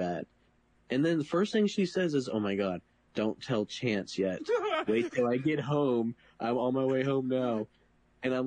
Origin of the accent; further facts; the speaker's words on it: Virginia, United States; moved away as an adult; I'm from Virginia